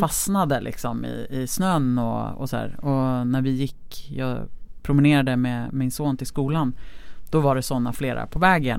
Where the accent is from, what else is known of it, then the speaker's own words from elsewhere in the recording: Lidingö, Stockholm County, Sweden; Jag är ju uppvuxen på Lidingö